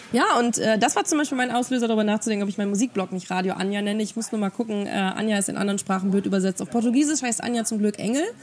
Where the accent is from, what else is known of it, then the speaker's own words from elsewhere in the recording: Germany; bei uns in Deutschland